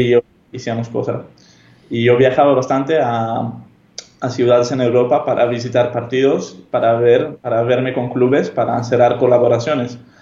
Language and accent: Spanish; Amsterdam, North Holland, Netherlands; first language Hebrew; Spanish is a second language; moved away as an adult; Yo soy holandés, nací y crecí en Holanda, Ámsterdam